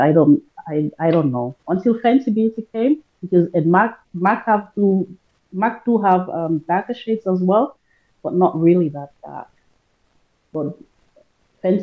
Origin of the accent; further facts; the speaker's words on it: Sierra Leone; now in Germany; I automatically say Sierra Leone. I'm from Africa